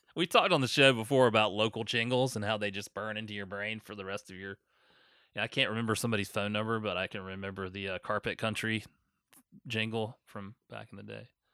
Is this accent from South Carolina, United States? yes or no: yes; North Augusta, South Carolina, United States; moved away; in my hometown of North Augusta